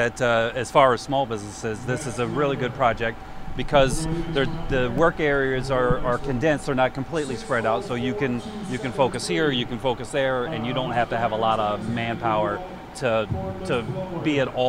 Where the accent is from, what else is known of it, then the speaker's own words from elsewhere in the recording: Tampa, Florida, United States; now in Albany, United States; I'm actually born and raised in Tampa